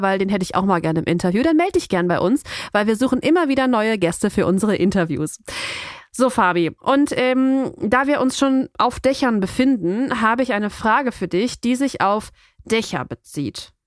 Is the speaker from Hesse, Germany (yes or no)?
no; North Rhine-Westphalia, Germany; wir kommen ja, ja aus NRW